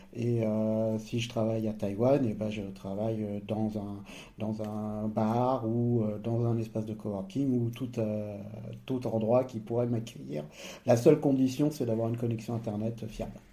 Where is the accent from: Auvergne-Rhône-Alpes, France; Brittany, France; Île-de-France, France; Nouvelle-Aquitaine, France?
Auvergne-Rhône-Alpes, France; Savoie; moved away; also born or lived in Nice, France; moi, j'ai grandi au savoie je suis à une demi-heure de là où j'ai grandi